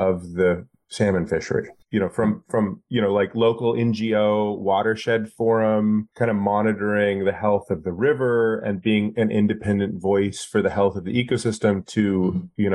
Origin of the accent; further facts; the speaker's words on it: Alaska, United States; I grew up in Alaska